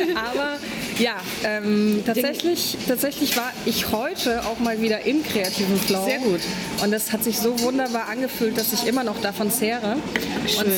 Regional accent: Poland; now in Berlin, Germany; Ich bin ursprünglich Polin.

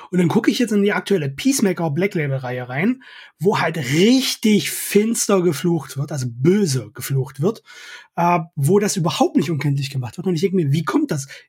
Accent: East Germany, Germany; Ich komme aus dem Osten, ich habe sowieso einen Freifahrtschein für alles.

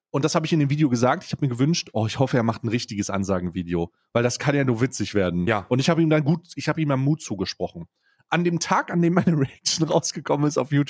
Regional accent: Saxony, Germany; born there; obwohl ich als gebürtiger Ostdeutscher ja. äh, dafür prä prävestiniert bin, sogar gebürtiger Sachse.

